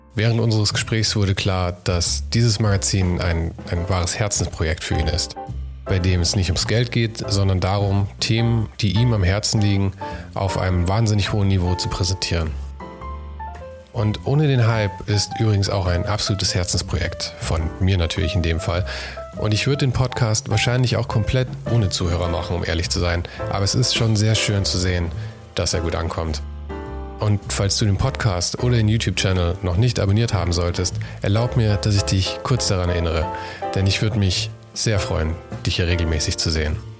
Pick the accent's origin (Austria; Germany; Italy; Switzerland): Germany; Munich, Bavaria; Als Münchner